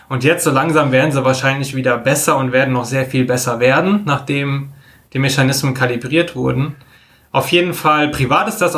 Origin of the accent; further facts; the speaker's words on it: Koblenz, Rhineland-Palatinate, Germany; born there; now in Düsseldorf, Germany; kurz zu mir vielleicht, gebürtig Koblenz am Rhein, studiert in Karlsruhe, äh, bin seit fünf Jahren wohnhaft in Düsseldorf